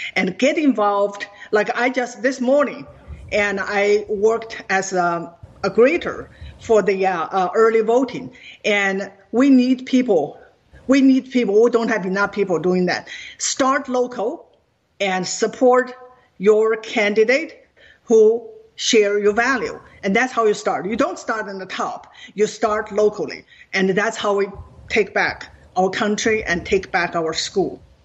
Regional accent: China; now in United States; Growing up in China

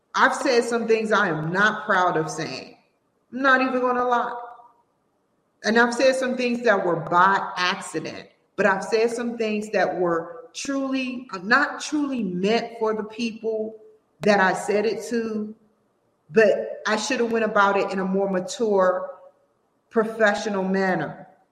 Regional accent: Washington, District of Columbia, United States; I'm from Washington D.C.

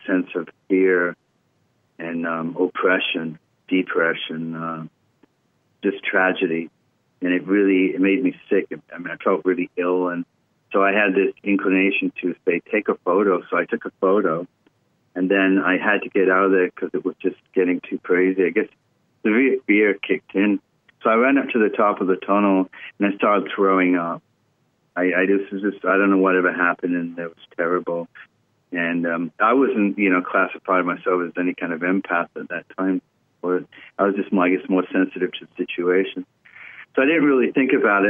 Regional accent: United Kingdom; moved away; also born or lived in Los Angeles; I'm British, and I lived

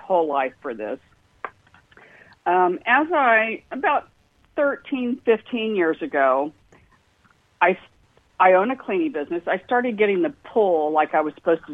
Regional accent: Indianapolis, Indiana, United States; I grew up in Indianapolis, Indiana, the home of the Indianapolis 500

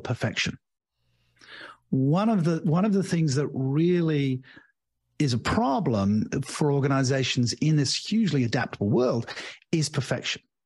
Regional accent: United Kingdom; moved away as an adult; also born or lived in Australia / Asia; now in Portugal; I'm British by birth

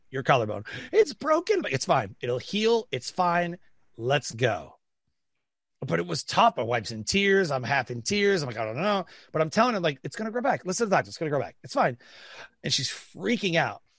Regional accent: Detroit, Michigan, United States; I grew up in Detroit, Michigan.

